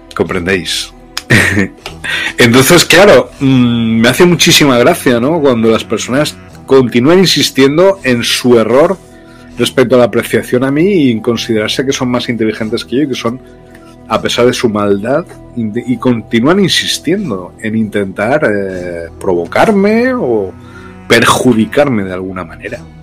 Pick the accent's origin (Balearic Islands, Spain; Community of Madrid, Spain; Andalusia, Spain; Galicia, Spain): Andalusia, Spain; Loja; moved away as an adult; also born or lived in Brazil; mi pueblo, donde yo nací, en Loja, en Granada, en Andalucía, aquí en España